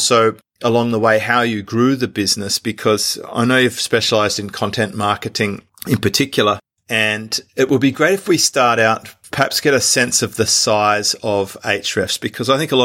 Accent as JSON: {"language": "English", "country": "Australia", "accent": "Australian", "said": "my Australian accent"}